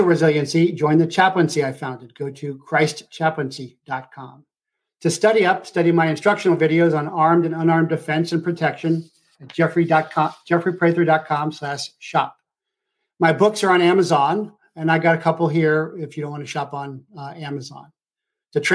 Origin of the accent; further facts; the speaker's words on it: Ohio, United States; moved away; I was from Ohio.